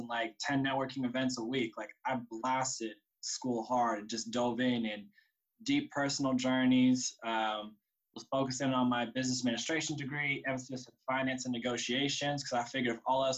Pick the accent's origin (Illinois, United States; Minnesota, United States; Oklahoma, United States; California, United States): California, United States; Sacramento; also born or lived in San Francisco, California / San Diego, California; I grew up in San Francisco and then Sacramento.